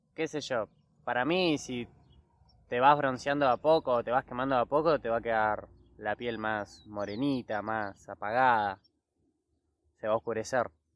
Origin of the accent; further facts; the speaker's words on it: Bahía Blanca, Buenos Aires Province, Argentina; los bayenses somos muy privilegiados con la zona de, del turismo